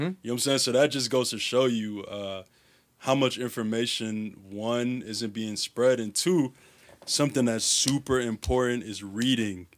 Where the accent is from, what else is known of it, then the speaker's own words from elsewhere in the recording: Chicago, Illinois, United States; I grew up in Uptown